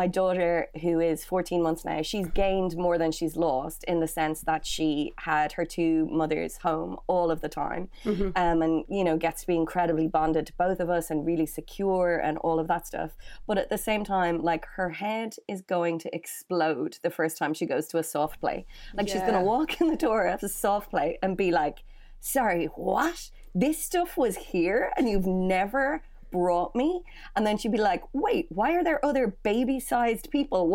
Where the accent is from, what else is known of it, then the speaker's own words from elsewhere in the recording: Dublin, Leinster, Ireland; moved away as an adult; now in London, United Kingdom; I'm from Dublin. I am a mm-hmm. Dublin city chick, born and bred. So I grew up in a place called Glasnevin.